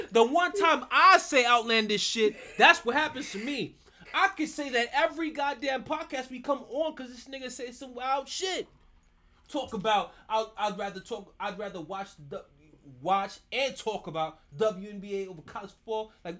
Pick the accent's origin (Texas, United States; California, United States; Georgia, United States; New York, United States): New York, United States; now in Florida, United States; I'm a Caribbean from New York.